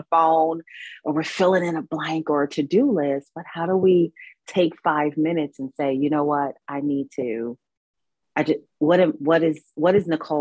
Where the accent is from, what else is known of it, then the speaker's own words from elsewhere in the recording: New York City, New York, United States; moved away as an adult; now in North Carolina, United States; I'm here in North Carolina at this time, but I'm from New York. I'm a New Yorker